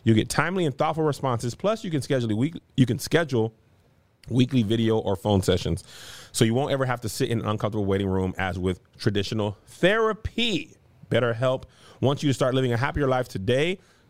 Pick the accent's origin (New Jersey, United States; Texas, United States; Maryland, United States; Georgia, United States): Texas, United States; El Paso; Because I'm from El Paso, Texas.